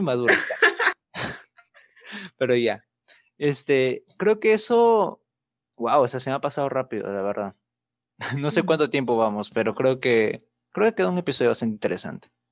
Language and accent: Spanish; Peru; Perú siempre ha sido un país caracterizado por ser muy bizarro.